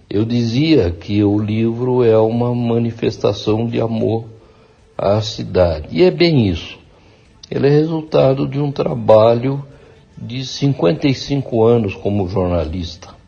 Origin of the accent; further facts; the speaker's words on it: Mogi das Cruzes, São Paulo, Brazil; Eu, por acaso, nasci em São Paulo e fui criado em Mogi, aqui vivi até o meu casamento, com 24 anos, em 1971. Então me mudei para São Paulo e lá eu criei os três filhos.